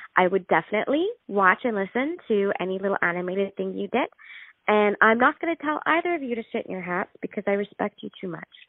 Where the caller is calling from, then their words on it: Calgary, Alberta, Canada; I'm calling from Calgary